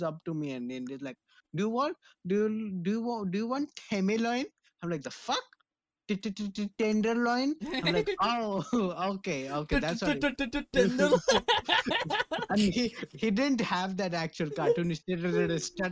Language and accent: English; India; I'm Indian as shit.